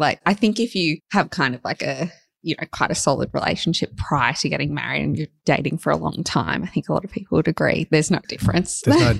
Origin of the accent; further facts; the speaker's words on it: Gold Coast, Queensland, Australia; moved away as an adult; also born or lived in Los Angeles, United States / London, United Kingdom; now in Sydney, Australia; I grew up on the Gold Coast. I went to school there for 12 years and then I started university at Bond on the Gold Coast.